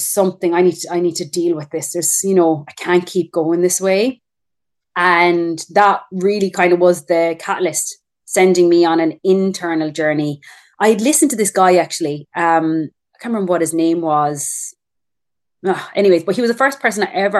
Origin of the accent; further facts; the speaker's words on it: Ireland; moved away as an adult; now in Perth, Australia; I'm Irish. I'm just living in Australia.